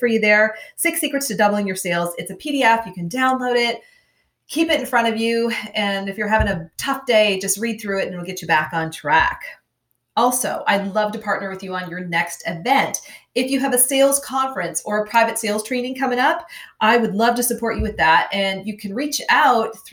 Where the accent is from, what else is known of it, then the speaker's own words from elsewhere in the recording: Minnesota, United States; I'm from Minnesota, grew up on the farm.